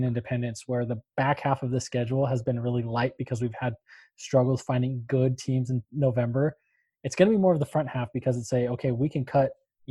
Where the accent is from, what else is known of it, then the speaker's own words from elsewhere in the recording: Bakersfield, California, United States; I grew up in Bakersfield.